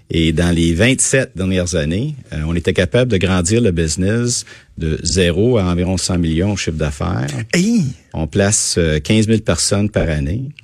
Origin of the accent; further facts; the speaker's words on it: Quebec, Canada; also born or lived in Gatineau / Val-d'Or / Belœil / Saint-Jean-d'Iberville; Et moi, j'ai grandi au Québec, euh, soit à Gatineau, Val-d'Or, Belleuil et finalement à Saint-Jean-d'Iberville.